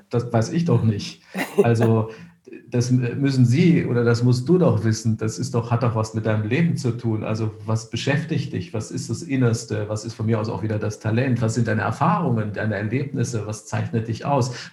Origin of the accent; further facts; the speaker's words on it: Cologne, North Rhine-Westphalia, Germany; born there; ich bin in Köln geboren, wenn man sich Bilder anschaut von Köln, wie das nach dem Krieg aussah